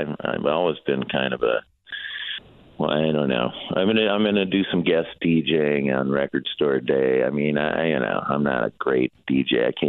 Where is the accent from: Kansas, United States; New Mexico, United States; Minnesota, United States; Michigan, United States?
Minnesota, United States; Minneapolis; I'm from Minneapolis, so it's my hometown.